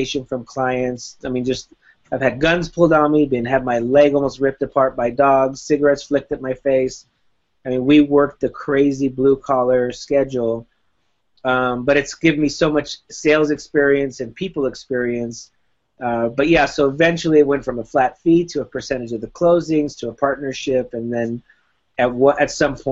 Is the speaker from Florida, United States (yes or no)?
yes; Miami, Florida, United States; moved away as an adult; also born or lived in Whittier, California; now in California, United States; I moved to California from Miami in 1995 when I was 19 years old